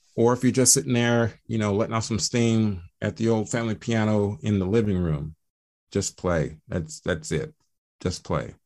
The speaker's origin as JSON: {"language": "English", "town": "Atlanta", "region": "Georgia", "country": "United States", "said": "I am from Atlanta, Georgia"}